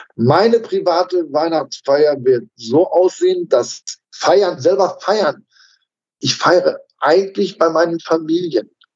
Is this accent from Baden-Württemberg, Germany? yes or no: no; Dorsten, North Rhine-Westphalia, Germany; in meinem Heimatort in Dorsten